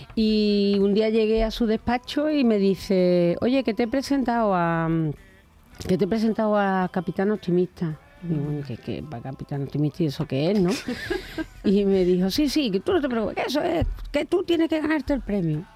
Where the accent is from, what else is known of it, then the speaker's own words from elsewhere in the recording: Cabezas Rubias, Andalusia, Spain; also born or lived in Seville; en mi pueblo, en, bueno, en, mi pueblecito Cabeza Rubia, en Huelva, cuando era jovencita hacíamos una radio